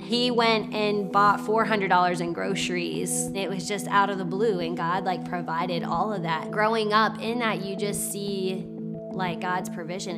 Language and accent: English; Williamsburg, Virginia, United States; born in Williamsburg, Virginia